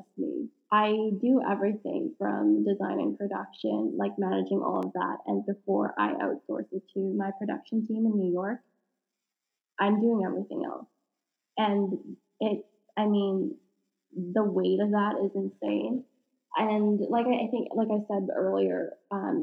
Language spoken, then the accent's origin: English; Canada; being Canadian